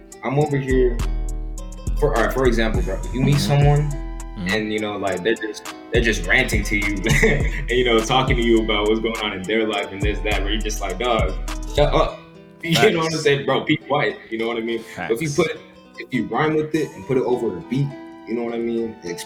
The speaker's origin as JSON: {"language": "English", "town": "Lake Worth", "region": "Florida", "country": "United States", "tie": "born or raised there", "moved": "as an adult", "lives_now": "Revere, United States", "said": "I was born and raised in Lake Worth. I just moved to Revere like a year ago"}